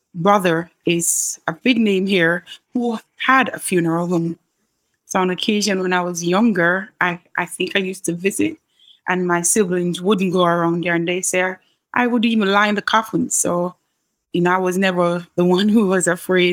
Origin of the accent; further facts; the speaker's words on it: Kingston, Jamaica; I grew up in a middle-class home here in Kingston, Jamaica.